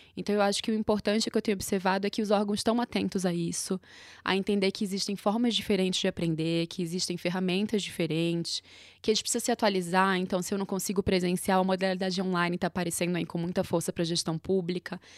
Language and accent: Portuguese; Recife, Pernambuco, Brazil; moved away as an adult; now in São Paulo, Brazil; sou de Recife, moro em São Paulo há três anos